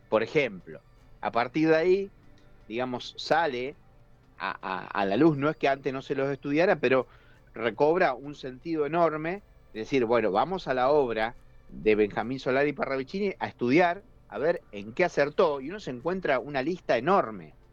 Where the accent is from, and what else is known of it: Argentina